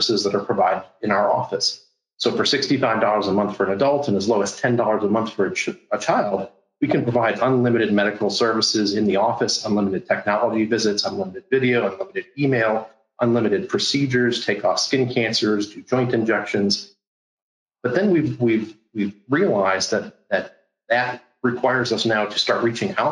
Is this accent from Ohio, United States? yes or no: yes; Cleveland, Ohio, United States; moved away as an adult; now in Florida, United States; I'm originally from Cleveland, Ohio